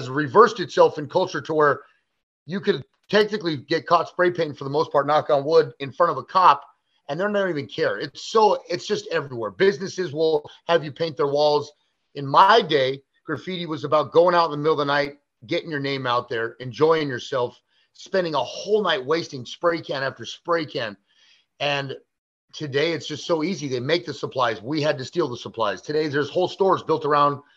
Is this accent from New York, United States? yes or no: no; Los Angeles, California, United States; I grew up in the San Fernando Valley area